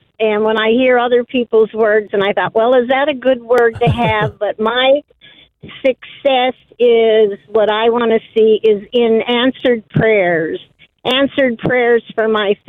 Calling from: Arizona, United States

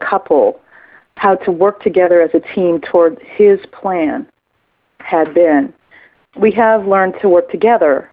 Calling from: Kansas City, United States; I'm calling from the Kansas City area.

